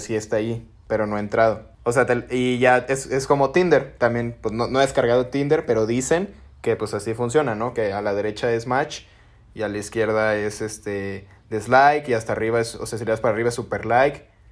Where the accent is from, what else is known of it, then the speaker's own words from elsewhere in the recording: Mexico; nosotros como los mexes